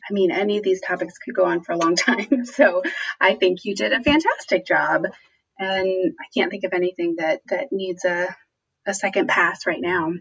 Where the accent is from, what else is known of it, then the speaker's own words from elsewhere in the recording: United States; as white people growing up in the United States